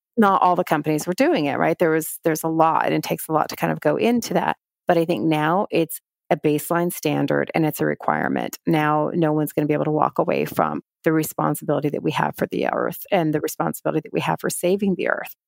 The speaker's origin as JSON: {"language": "English", "region": "Texas", "country": "United States", "tie": "born or raised there", "also_born_or_lived": "New York", "moved": "as an adult", "said": "I grew up in Texas at a time when I felt like I needed to fit"}